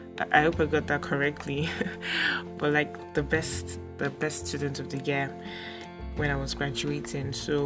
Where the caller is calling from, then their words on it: Lagos, Nigeria; So before I got into OAU, I attended Grimes College here in Lagos. Okay, I'm recording from Lagos, Nigeria.